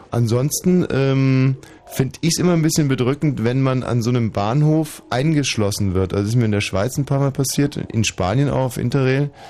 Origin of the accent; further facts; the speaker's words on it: Poland; Also nicht mhm. nur als Pole, sondern überhaupt als Mann.